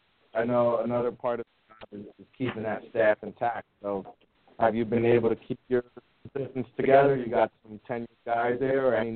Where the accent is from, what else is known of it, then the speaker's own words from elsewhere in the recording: New York City, New York, United States; I'm a Yankees fan and I grew up in the Bronx